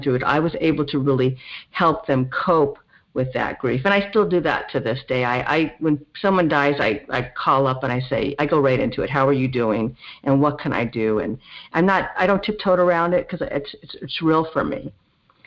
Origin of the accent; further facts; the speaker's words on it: Los Angeles, California, United States; I grew up in the San Fernando Valley in the 1970s. So I'm a Valley girl. And I haven't really gone far. I still live in the general area.